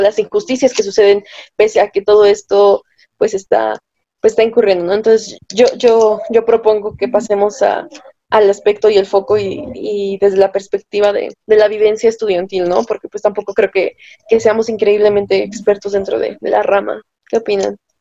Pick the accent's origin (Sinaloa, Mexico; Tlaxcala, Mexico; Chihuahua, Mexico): Tlaxcala, Mexico; yo no soy de Acapulco, soy de, de Tlaxcala la Bella, que sí existe